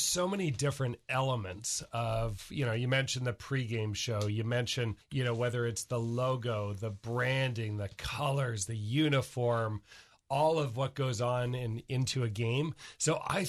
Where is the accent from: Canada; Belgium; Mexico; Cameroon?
Canada; moved away as an adult; now in Seattle, United States; I'm Canadian